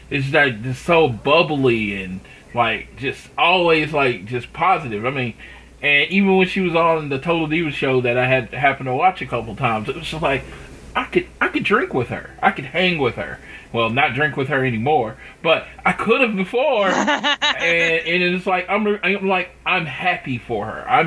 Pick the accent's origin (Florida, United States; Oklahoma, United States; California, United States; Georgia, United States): Oklahoma, United States; born or raised there